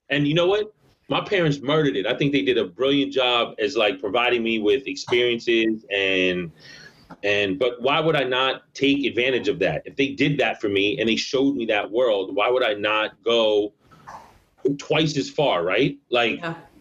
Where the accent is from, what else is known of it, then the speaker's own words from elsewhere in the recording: New York, United States; moved away as an adult; now in Amsterdam, Netherlands; I was born and raised in New York